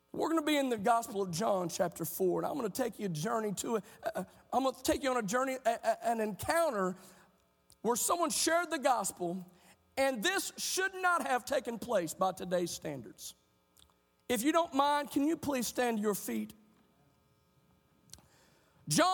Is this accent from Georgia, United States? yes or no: no; Oklahoma, United States; our state of Oklahoma